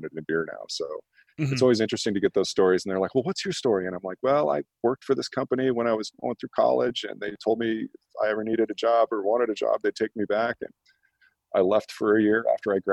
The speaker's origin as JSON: {"language": "English", "town": "Scottsbluff", "region": "Nebraska", "country": "United States", "tie": "born or raised there", "also_born_or_lived": "Golden, Colorado / Lincoln, Nebraska / Denver, Colorado", "moved": "as an adult", "said": "I grew up in Western Nebraska, Scotts Bluff"}